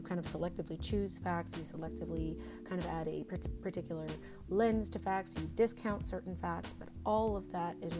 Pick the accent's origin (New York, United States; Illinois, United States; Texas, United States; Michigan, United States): Texas, United States; now in Bay Area, United States; We're both from Texas